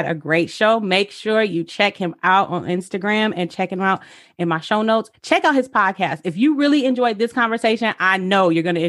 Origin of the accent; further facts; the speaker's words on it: Michigan, United States; also born or lived in Oregon; I actually moved back home in the pandemic. Uh-huh. So I moved from Oregon to Michigan in late July.